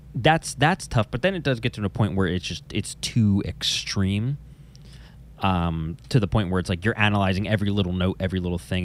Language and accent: English; New Jersey, United States; I'm from New Jersey